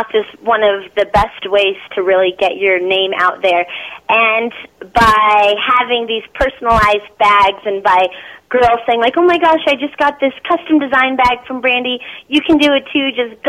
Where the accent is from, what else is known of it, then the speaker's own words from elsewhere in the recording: Philippines; born there; And me, I was adopted. I was born in the Philippines, and so I kind of play off of that being adopted.